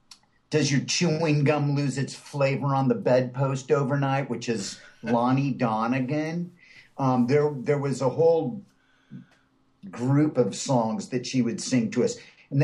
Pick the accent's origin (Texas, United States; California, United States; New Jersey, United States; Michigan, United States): California, United States; Southern; Well, I grew up in Southern California